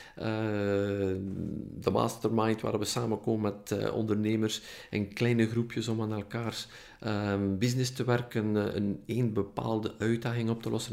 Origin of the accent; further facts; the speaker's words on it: Ypres, Flanders, Belgium; accent: West Flemish; now in Ghent, Belgium; je hoort dat misschien aan mijn accent, ik kom van, van, vanuit West-Vlaanderen, nu woon ik wel in Gent, maar ik kom van het, Dieperse. Eh, van het Ieperse.